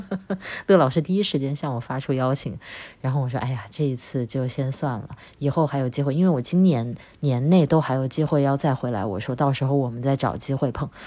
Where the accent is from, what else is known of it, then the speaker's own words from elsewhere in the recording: Wuhan, Hubei, China; moved away as an adult; 我在武汉生活了二十多年